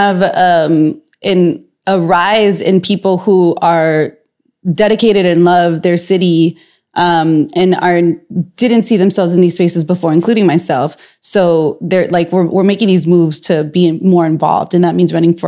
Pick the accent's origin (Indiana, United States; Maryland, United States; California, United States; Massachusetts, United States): California, United States; Los Angeles; now in San Francisco, United States; I'm from LA. I go home like at least once a month.